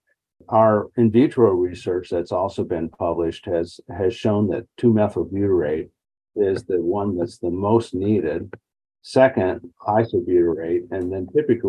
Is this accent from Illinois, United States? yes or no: yes; North Central Illinois, United States; moved away as an adult; also born or lived in Ohio; now in Columbus, United States; I'm originally from Illinois, North Central Illinois. And I've been here about 36 years